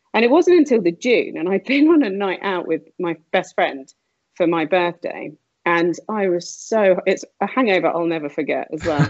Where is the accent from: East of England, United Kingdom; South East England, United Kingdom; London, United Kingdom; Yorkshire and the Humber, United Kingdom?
South East England, United Kingdom; Slough; I grew up, um, I like to say Windsor, but it was actually sunny Slough.